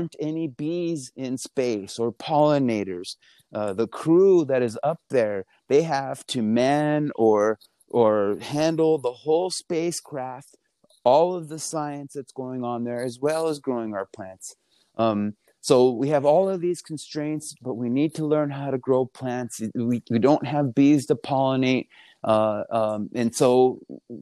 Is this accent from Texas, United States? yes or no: no; Española, New Mexico, United States; I'm from Espanola, New Mexico, which is the northern part of the state